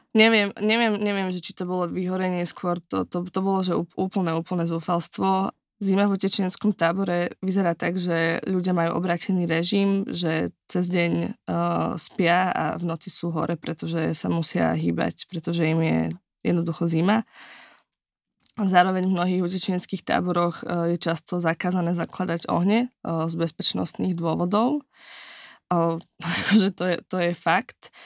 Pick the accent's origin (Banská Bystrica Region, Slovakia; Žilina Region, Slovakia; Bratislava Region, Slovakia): Žilina Region, Slovakia; Kysuce; moved away; ja pochádzam z Kisúc